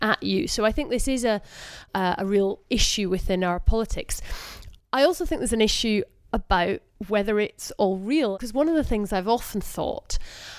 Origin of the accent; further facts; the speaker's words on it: Scotland, United Kingdom; as a Scottish MP